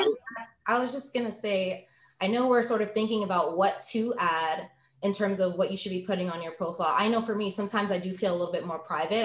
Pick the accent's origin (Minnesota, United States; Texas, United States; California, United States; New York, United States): New York, United States; moved away as an adult; now in Boston, United States; I am originally from New York, but moved to Boston to attend BU for law school.